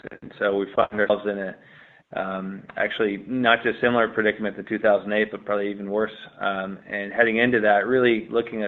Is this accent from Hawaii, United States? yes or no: no; Seattle, Washington, United States; Both Gabe and I are actually born and raised in Seattle.